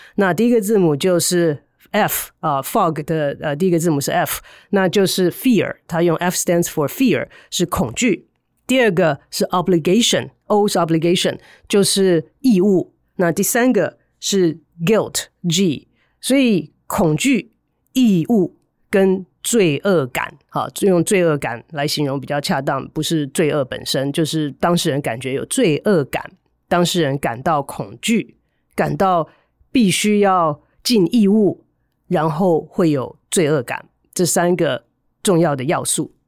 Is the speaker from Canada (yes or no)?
no; Taiwan; moved away as an adult; also born or lived in United States; 后来呢，回到台湾来的时候，要花一段的时间